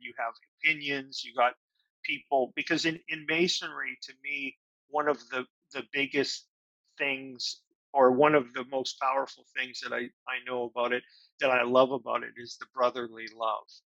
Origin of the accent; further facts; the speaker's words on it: Winnipeg, Manitoba, Canada; also born or lived in Toronto, Canada; now in Nashville, United States; I come from Winnipeg